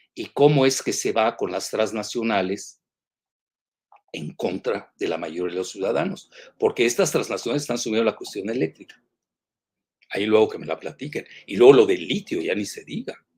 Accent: Mexico

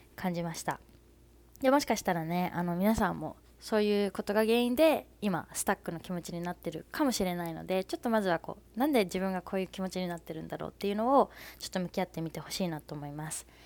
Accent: Fukuoka, Japan; 私福岡出身なんですけど福岡の出身

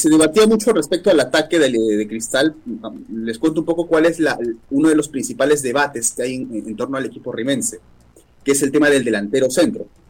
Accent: Peru; Como peruanos metemos ese escenario

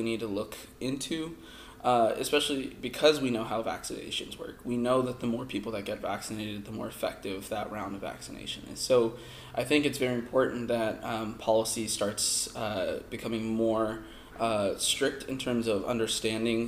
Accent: San Diego, California, United States; moved away as an adult; now in Houston, United States; I'm from San Diego, California, originally, before coming here to Baylor

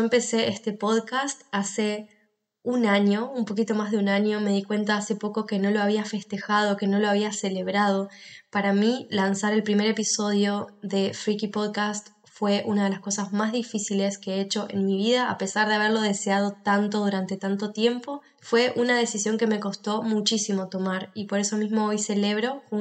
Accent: Argentina; now in Spain; en el que cuento mi experiencia de por qué me moví de país, por qué me fui de Argentina a España.

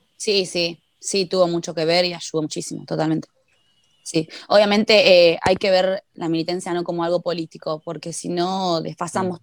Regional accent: Argentina

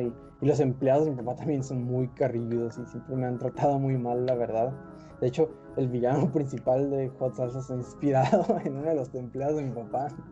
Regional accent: northern Mexico, Mexico; no siempre tengo ganas de ser norteño

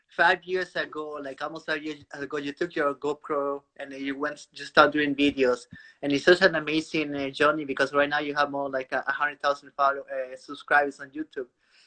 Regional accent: Peru; I'm from Peru

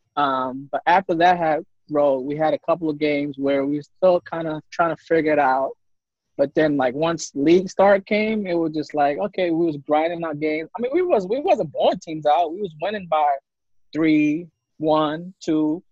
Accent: New York City, New York, United States; moved away as an adult; I'm from Harlem, which is uptown Manhattan. Um, I'm not too far from Rucker. Kind of grew up in that same radius

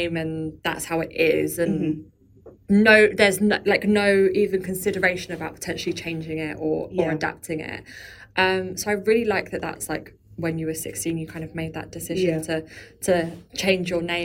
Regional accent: London, United Kingdom; I grew up in London

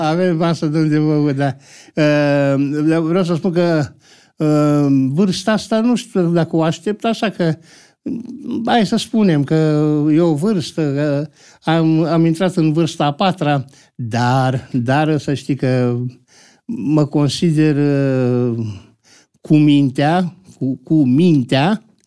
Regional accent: Bucharest, Romania; M-am născut în București, dar uh, Uh, am făcut liceul uh, la Cantemir

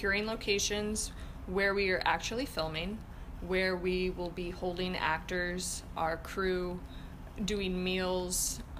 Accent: Florida, United States; now in Buffalo, United States; I'm from Florida

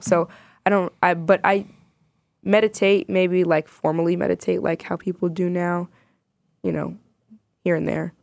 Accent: Chicago, Illinois, United States; also born or lived in Sudan; I was born in Sudan. I immigrated to the States when I was like a year and a half. Um, and I grew up in Chicago my entire life

